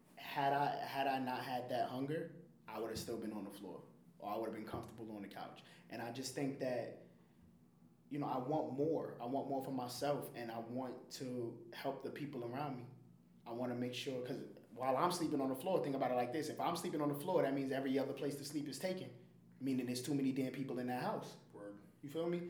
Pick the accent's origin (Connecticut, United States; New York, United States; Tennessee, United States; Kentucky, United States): New York, United States; New York City; I grew up in the Bronx in the projects in the Bronx